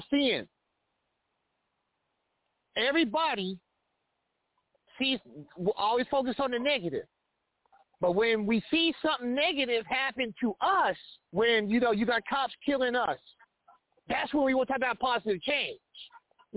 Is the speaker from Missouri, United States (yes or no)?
yes; Kansas City, Missouri, United States; moved away as an adult; now in Olathe, United States; I live in Olathe, Kansas. That's 20 minutes outside of Kansas City, Missouri. I can't cross into my hometown